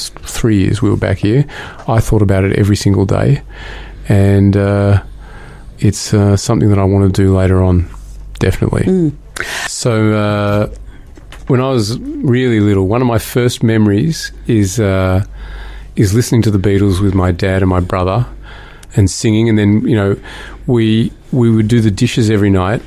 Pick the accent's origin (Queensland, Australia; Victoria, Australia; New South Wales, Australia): Victoria, Australia; Burwood; we grew up in Burwood, which was out in the sticks, and we were the only Jews in the neighbourhood